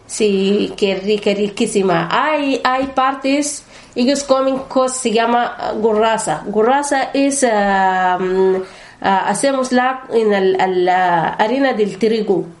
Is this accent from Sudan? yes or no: yes; Northern Sudan, Sudan; Spanish is a second language; moved away as an adult; also born or lived in Khartoum, Sudan; now in Spain; soy de, de norte, norte de Sudán